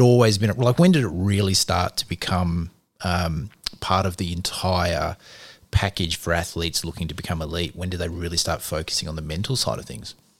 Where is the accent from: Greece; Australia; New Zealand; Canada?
Australia; we're Australian